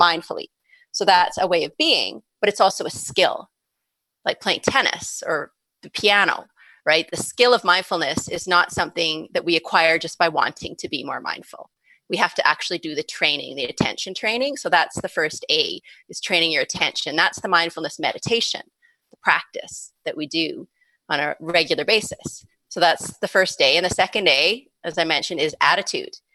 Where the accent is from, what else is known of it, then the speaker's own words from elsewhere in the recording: Calgary, Alberta, Canada; came back to my hometown of Calgary